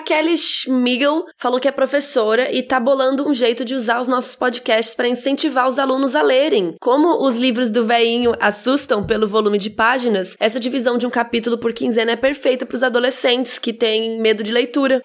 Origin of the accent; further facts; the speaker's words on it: Brazil; a gente é brasileiro